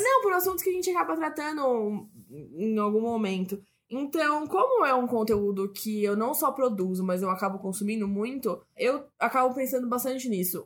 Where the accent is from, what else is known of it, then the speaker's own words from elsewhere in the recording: Brazil; a gente é brasileiro